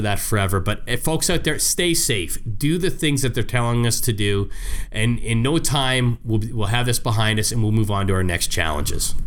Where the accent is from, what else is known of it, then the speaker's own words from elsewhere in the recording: Canada; I'm, I'm Canadian. You know, I was born Canadian